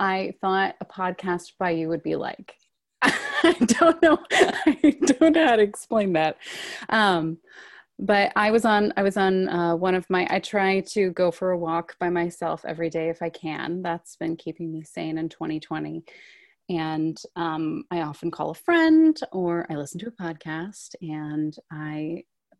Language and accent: English; Culpeper, Virginia, United States; from Culpeper, Virginia, which is a little town about an hour and 45 minutes outside of DC. I got my start in theater doing children's cantatas at church.